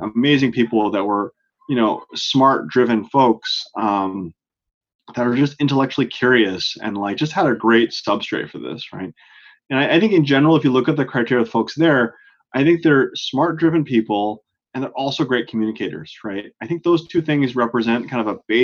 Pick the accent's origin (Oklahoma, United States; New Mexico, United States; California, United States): California, United States; Oakland; moved away as an adult; now in Boston, United States; I'm a Bay Area native in Northern California. I grew up in Oakland, right across the bay from San Francisco